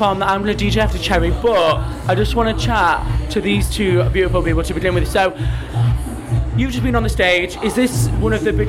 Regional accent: Scouse, born in Manchester, North West England, United Kingdom; accent: Scouse; I was born here. Like, I'm Scouse as fuck.

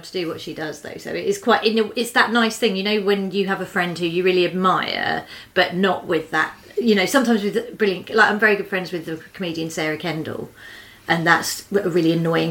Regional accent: Croydon, London, United Kingdom; born or raised there

